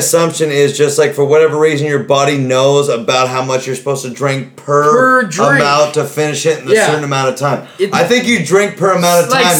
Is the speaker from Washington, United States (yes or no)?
yes; Dayton, Washington, United States; We're from Dayton.